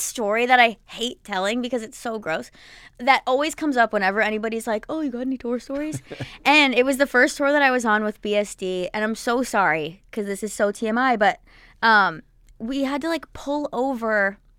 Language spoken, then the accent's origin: English; New Jersey, United States; which is going to be like my hometown show because I'm from Jersey and I grew up going to PNC Bank Arts Center.